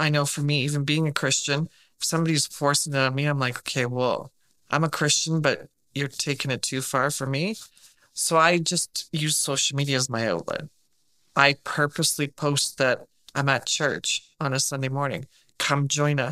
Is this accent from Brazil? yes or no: no; England, United Kingdom; moved away; all my family's from England. I'm from England.